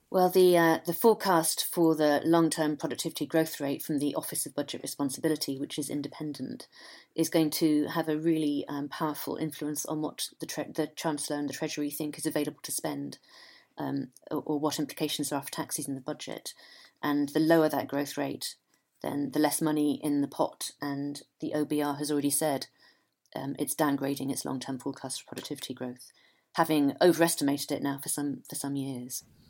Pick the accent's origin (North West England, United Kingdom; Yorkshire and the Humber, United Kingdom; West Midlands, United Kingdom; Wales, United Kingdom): North West England, United Kingdom; Ramsbottom; I grew up in Manchester and in the nineteen sixties